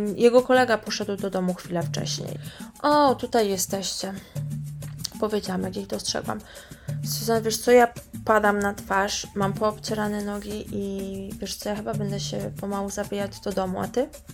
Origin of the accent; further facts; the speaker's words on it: Poland; moved away as an adult; now in Rio de Janeiro, Brazil; ja jestem z Polski, z Europy